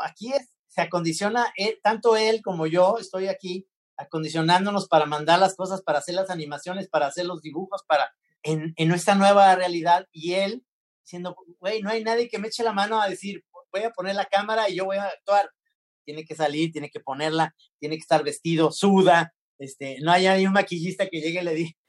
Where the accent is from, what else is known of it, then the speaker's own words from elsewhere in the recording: Mexico; somos mexicanos